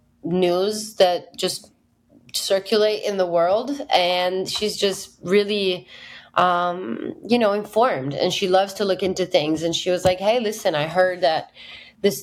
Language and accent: English; Italy; moved away as an adult; also born or lived in United Kingdom / Berlin / Nashville; my hometown in Italy